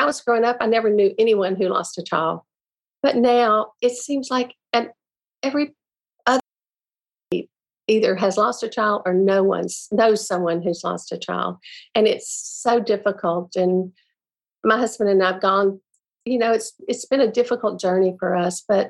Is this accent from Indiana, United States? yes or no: no; Beaumont, Texas, United States; also born or lived in Hattiesburg, Mississippi / Houston, Texas; in a couple of years, he got an opportunity in Beaumont, Texas, and we moved there. And so I spent most of my life in Beaumont, Texas